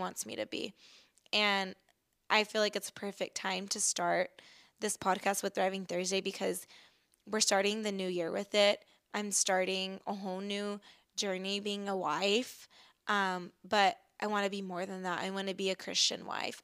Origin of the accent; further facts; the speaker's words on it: Texas, United States; also born or lived in Chicago, Illinois; I was born in Chicago, but I've lived in Texas most of my life